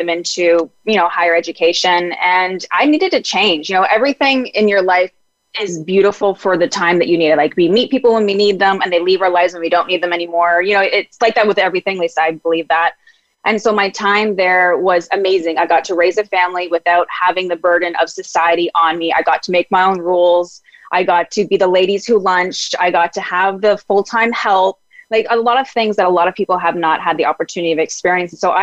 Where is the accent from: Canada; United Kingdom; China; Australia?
Canada; Ontario; also born or lived in Mexico; now in Vancouver, Canada; where I'm originally from, Ontario